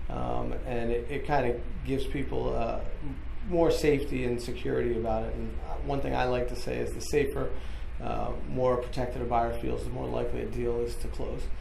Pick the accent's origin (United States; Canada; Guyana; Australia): United States; California; born there; also born or lived in New York / Boston / Ireland / Budapest; now in Northern Virginia, United States; I was born in California. We lived in New York. Uh, we also lived in Boston, Ireland, Budapest, uh, and then finally ended up in Northern Virginia.